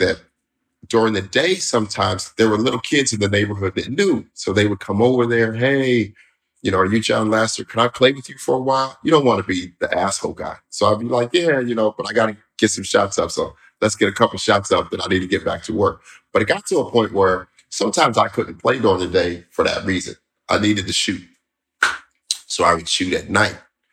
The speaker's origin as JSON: {"language": "English", "town": "Denver", "region": "Colorado", "country": "United States", "tie": "born or raised there", "moved": "yes", "said": "I'm originally from Denver, right? But I'm from the part of Denver that wasn't"}